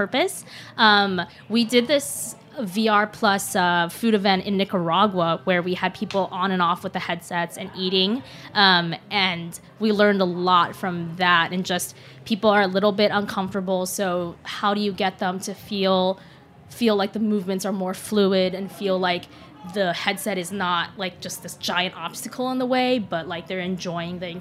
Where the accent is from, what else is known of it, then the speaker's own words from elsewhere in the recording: Seattle, Washington, United States; moved away as an adult; also born or lived in Shanghai, China; now in New York, United States; but I grew up in Seattle and went to college in Seattle